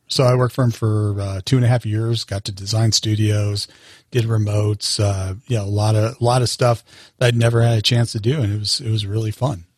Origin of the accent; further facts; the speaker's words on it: Longmont, Colorado, United States; I grew up in Longmont, Colorado with my parents